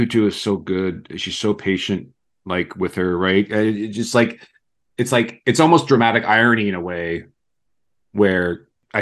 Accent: Canada; as a Canadian

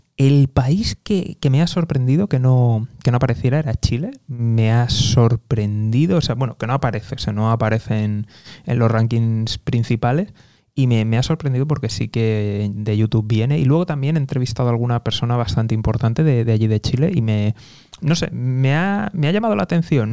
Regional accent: Spain; also born or lived in United States; soy español, estoy en España

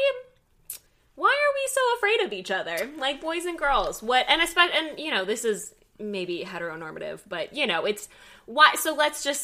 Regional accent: Dallas, Texas, United States; accent: Southern; moved away as an adult; also born or lived in Washington / Connecticut; now in Los Angeles, United States; We moved to the Dallas area when I was 5. And so that was pretty much, like, I'd say I'm from Texas.

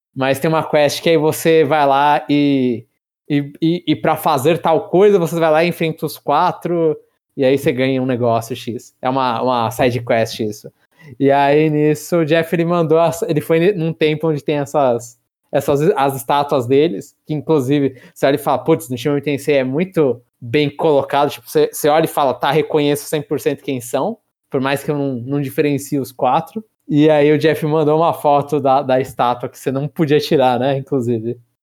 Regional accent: Brazil; eu sou brasileiro

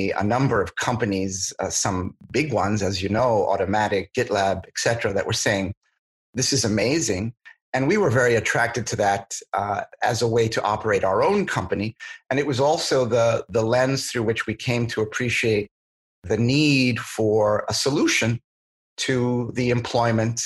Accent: New York, United States; moved away as an adult; now in San Francisco, United States; I'm originally from New York

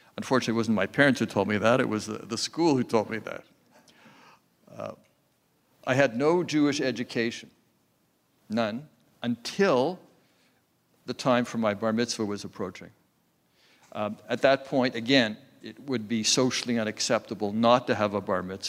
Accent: Montreal, Quebec, Canada; I grew up in Montreal

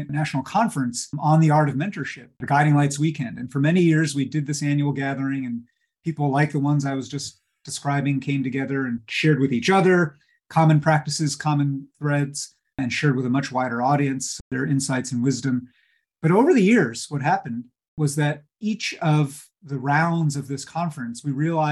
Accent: Hudson Valley, suburb of New York, United States; ended up in a suburb of New York where I grew up in the Hudson Valley

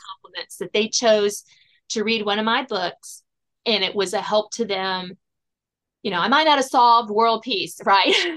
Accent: south of Richmond, Virginia, United States; I am a Virginia native, born and bred, grew up south of Richmond

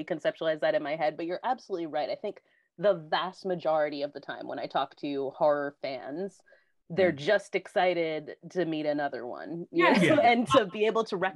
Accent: United States; as the American in the crew

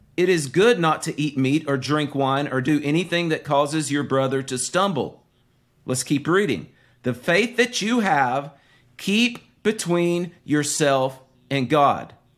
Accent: the South, United States

